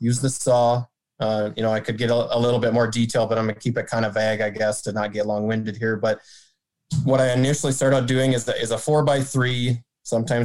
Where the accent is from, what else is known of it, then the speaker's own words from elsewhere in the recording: Marshall, Minnesota, United States; now in East Grand Forks, United States; So I grew up in Southwest Minnesota, Marshall, Minnesota. I currently reside in East Grand Forks, Minnesota